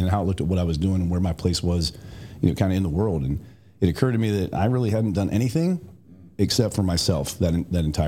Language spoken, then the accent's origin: English; West Virginia, United States; moved away as an adult; also born or lived in Tampa, Florida; now in Columbus, United States; it was a great place to grow up